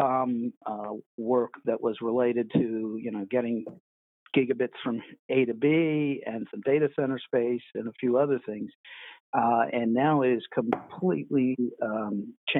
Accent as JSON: {"language": "English", "town": "Washington", "region": "District of Columbia", "country": "United States", "tie": "born or raised there", "said": "I grew up pretty much in the Washington, D.C. area. I was born there."}